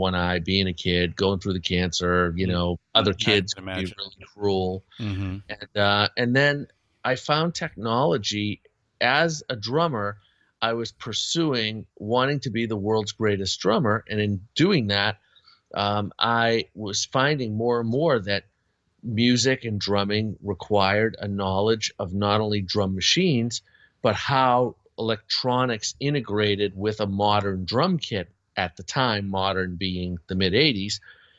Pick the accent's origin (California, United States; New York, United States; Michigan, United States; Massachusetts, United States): Massachusetts, United States; Boston; I grew up in the Boston area, and Gene was local, of course, to the area